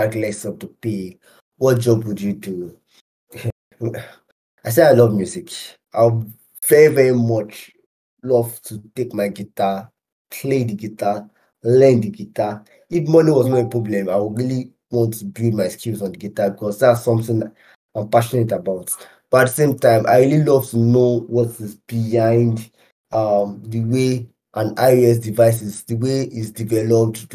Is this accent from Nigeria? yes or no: yes; Nigeria; as a Nigerian